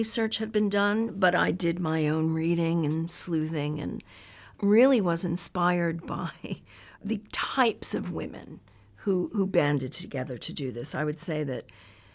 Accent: New York, United States; I was from New York

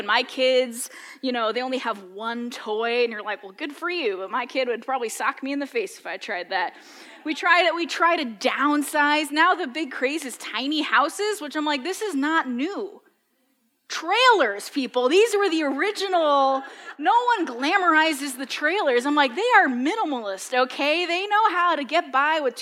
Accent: New England, United States; as a kid growing up in New England, you brought a very specific sandwich to school

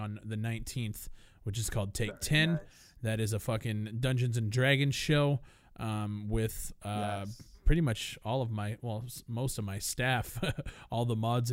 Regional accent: Canada; I'm from from Canada

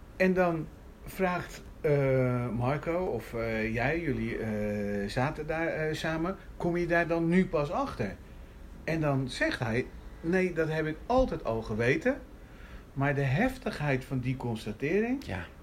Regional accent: Rotterdam, South Holland, Netherlands; nou ben ik een Rotterdammer

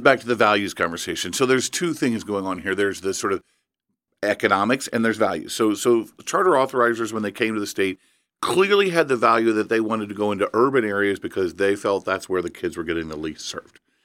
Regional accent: Evansville, Indiana, United States; I grew up in Evansville

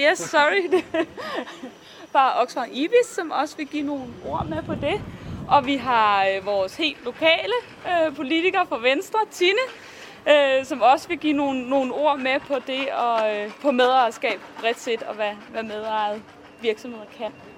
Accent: Viborg, Central Denmark Region, Denmark; jeg kommer fra Viborg

